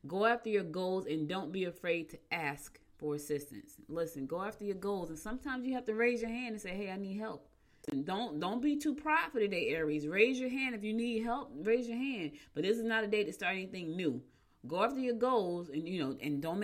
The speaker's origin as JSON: {"language": "English", "region": "New Jersey", "country": "United States", "tie": "born or raised there", "also_born_or_lived": "Albany, New York", "said": "I was born in Albany. I was raised in Jersey, so I'm in between two states"}